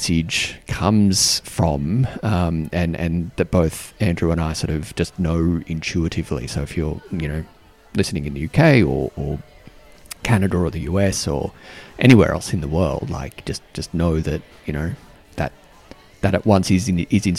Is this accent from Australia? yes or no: yes; Australia; now in Canberra, Australia; being Australian